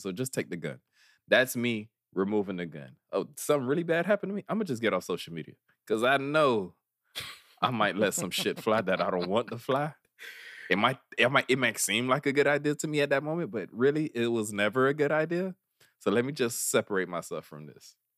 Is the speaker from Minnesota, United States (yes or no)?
no; Miami, Florida, United States; we grew up near Wynwood